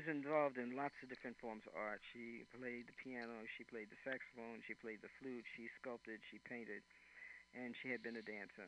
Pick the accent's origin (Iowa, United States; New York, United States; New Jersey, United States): New York, United States; New York City; also born or lived in Philadelphia; now in California, United States; I'm from New York City